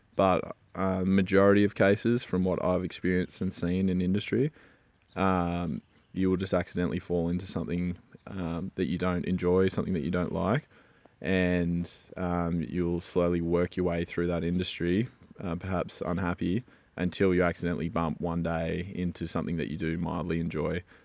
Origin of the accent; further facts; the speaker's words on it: Australia; also born or lived in Switzerland; being an Aussie surfer